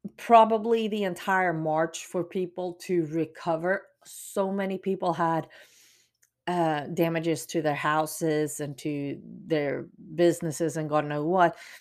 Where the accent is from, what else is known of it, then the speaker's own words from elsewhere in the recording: Sweden; now in Texas, United States; especially for me as a Swede being quote unquote, used to it. Um, I had a lot of advantages of growing up in Sweden